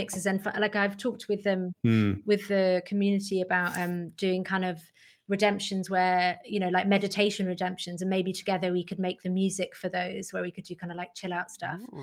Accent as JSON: {"language": "English", "town": "Manchester", "region": "North West England", "country": "United Kingdom", "tie": "born or raised there", "said": "I grew up in Manchester"}